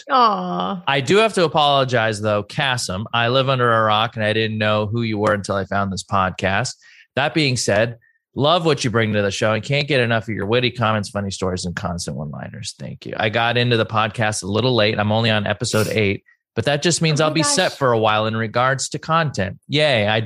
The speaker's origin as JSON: {"language": "English", "town": "Mission Viejo", "region": "California", "country": "United States", "said": "I'm from Mission Viejo."}